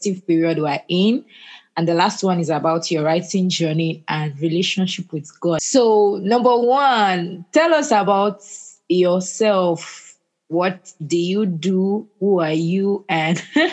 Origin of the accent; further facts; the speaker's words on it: Nigeria; I'm from Nigeria